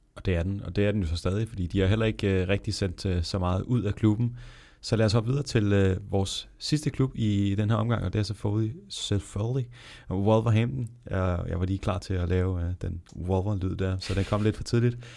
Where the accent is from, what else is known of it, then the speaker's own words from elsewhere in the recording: Denmark; som dansker